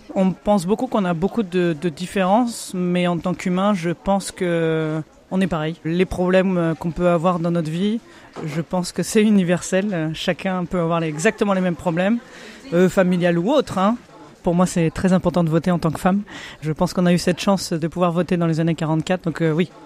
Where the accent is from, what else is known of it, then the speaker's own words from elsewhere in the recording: Rouen, Normandy, France; je suis de Normandie à Rouen